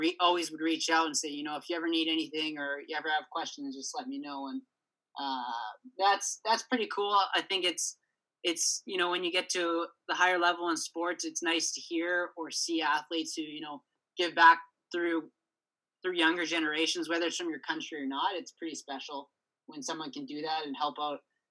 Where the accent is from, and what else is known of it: Canada